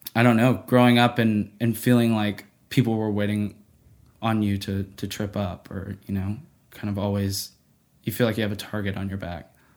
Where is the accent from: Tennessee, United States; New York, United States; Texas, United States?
Tennessee, United States; Nashville; growing up in Nashville